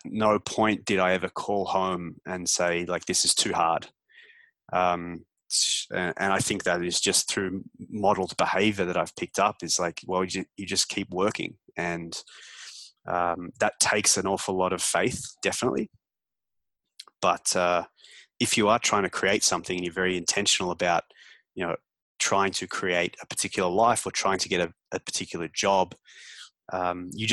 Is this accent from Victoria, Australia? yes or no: yes; Melbourne, Victoria, Australia; moved away as an adult; now in Toronto, Canada; leave Melbourne when I was 25 and pack up and move to Canada